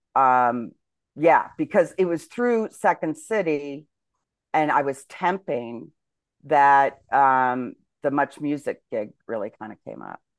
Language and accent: English; United States; moved away as an adult; I'm an American